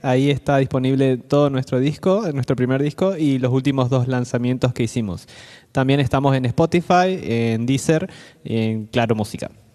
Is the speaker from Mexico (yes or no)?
no; Corrientes, Argentina; Somos de Argentina, Corrientes Capital